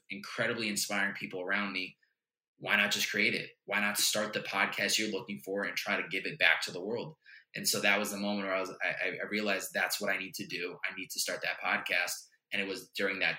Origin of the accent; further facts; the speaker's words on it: Chicopee, Massachusetts, United States; the house that I grew up in Chicopee, Mass